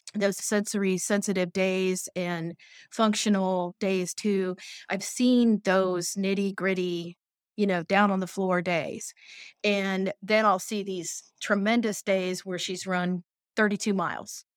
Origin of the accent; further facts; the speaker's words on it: Tipp City, Ohio, United States; I'm from Tip City, Ohio